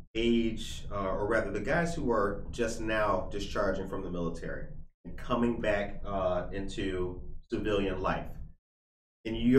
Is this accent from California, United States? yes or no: no; Naperville, Illinois, United States; moved away as an adult; I'm actually from here. I've just been gone a long time